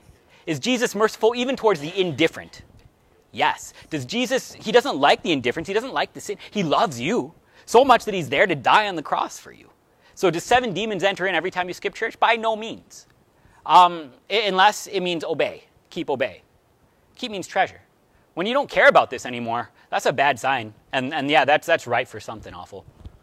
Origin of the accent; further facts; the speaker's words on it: Cleveland, Ohio, United States; born there; I was born in Cleveland. I was raised a Browns fan.